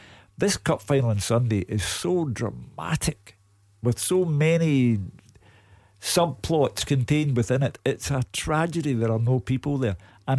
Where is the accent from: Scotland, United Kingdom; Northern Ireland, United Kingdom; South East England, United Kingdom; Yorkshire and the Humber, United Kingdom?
Scotland, United Kingdom; Glasgow; we both come from Drumchapel